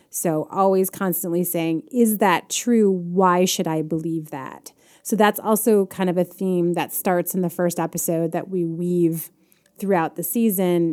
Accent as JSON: {"language": "English", "town": "Chicago", "region": "Illinois", "country": "United States", "said": "I am a Chicagoan"}